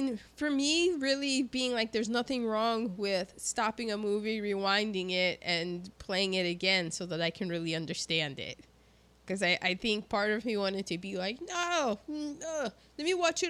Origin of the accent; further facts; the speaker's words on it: United States; I'm American